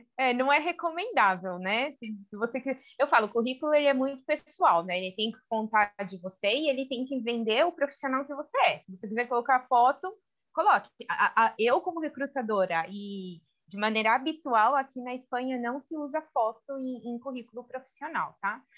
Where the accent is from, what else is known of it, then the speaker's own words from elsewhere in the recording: Brazil; accent: Brazilian; now in Spain; meu sotaque brasileiro